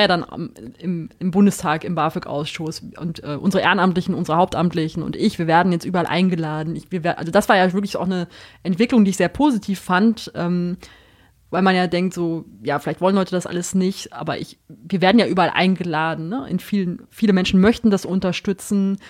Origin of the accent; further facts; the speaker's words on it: North Rhine-Westphalia, Germany; ich komme auch aus Ostwestfalen, wo man doch die Tendenz hat, extrem direkt zu sein